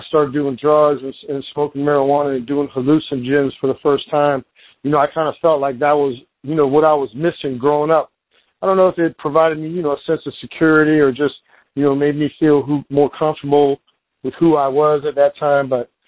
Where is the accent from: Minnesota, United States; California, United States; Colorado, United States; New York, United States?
California, United States; Lemoore; I was born and raised in California. I was actually born out in the desert in this town called Lemoore, where they actually, they fly like Navy fighters and stuff out there.